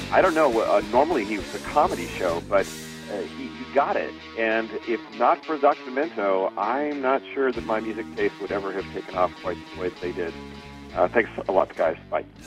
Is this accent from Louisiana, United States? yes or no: no; San Francisco Bay Area, California, United States; I'm from the San Francisco Bay Area